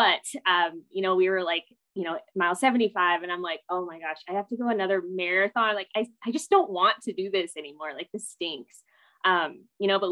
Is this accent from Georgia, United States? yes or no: no; San Diego, California, United States; moved away as an adult; also born or lived in Chicago, Illinois; now in Colorado, United States; I am originally from San Diego, California. That's where I was born and raised